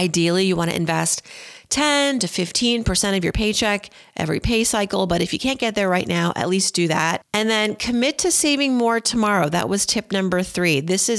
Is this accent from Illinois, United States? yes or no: no; Philadelphia, Pennsylvania, United States; But, you know, I'm partially from Philadelphia, so got to root for the Eagles.